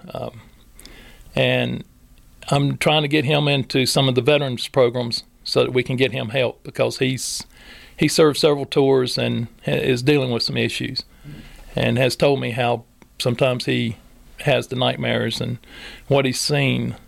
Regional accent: Robbins, North Carolina, United States; I grew up in Robbins

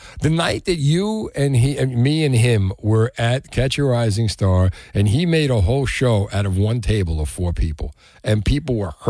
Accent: Union City, New Jersey, United States; The amazing murals in Union City, my hometown

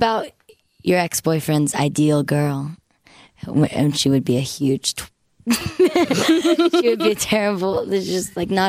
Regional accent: Oklahoma, United States; accent: Southern; we're from Oklahoma, and I don't have much of a Southern accent, I like to think. but it does come out, like, around, like, my family and stuff, and, like, when I'm angry.

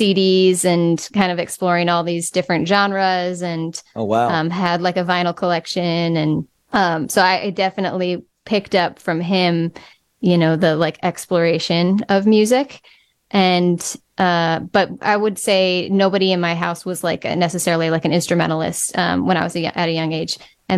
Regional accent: Eau Claire, Wisconsin, United States; moved away; growing up in Eau Claire

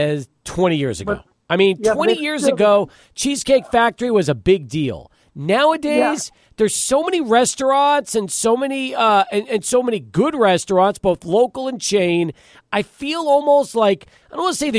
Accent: El Paso, Texas, United States; also born or lived in Brooklyn, New York / Long Island, New York; I was born in Brooklyn, lived in Long Island until I was 5, and then we moved to El Paso

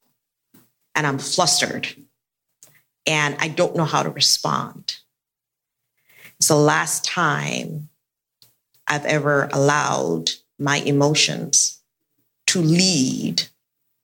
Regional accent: Nigeria; moved away; also born or lived in Sierra Leone; I grew up in Nigeria. My family's from Sierra Leone, West Africa, and I grew up in Nigeria.

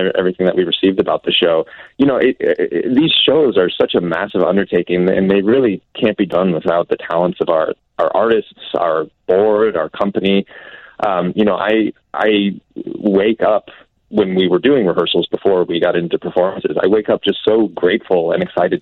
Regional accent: New England, United States; I'm from New England, and I adore all of New England

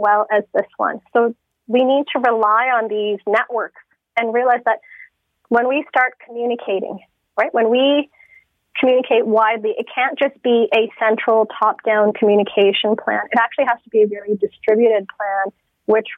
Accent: Toronto, Ontario, Canada; I grew up in Thorncliffe Park

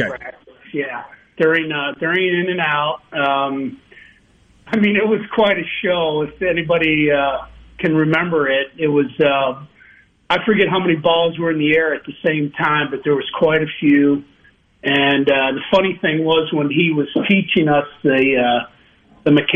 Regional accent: Chicago, Illinois, United States; moved away as an adult; also born or lived in Starkville, Mississippi; I grew up in Chicago

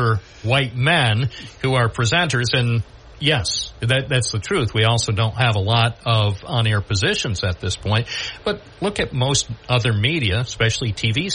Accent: Endicott, New York, United States; also born or lived in Endwell; I grew up here in Endicott and Endwell

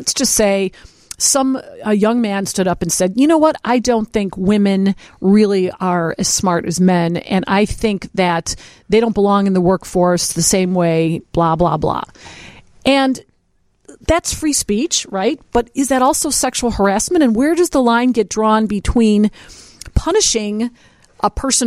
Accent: Berwyn, Illinois, United States; my hometown of Berwyn

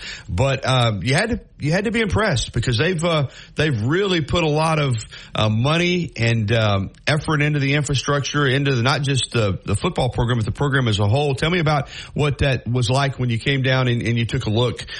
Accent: Alabama, United States; I grew up over there in Cleburne County.

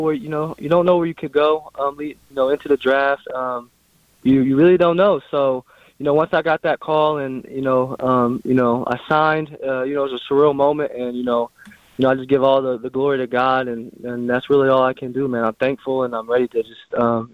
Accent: Springfield, Ohio, United States; I'm from Springfield, Ohio

